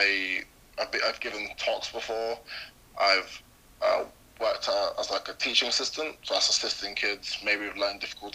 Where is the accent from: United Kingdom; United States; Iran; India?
United Kingdom; London; I grew up mainly in London, so a pretty urban area called Hackney, which is where I am right now, actually